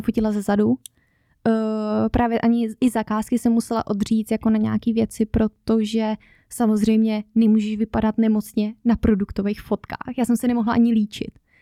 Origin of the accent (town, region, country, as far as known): Czechia; born or raised there; moved away as an adult; now in Norway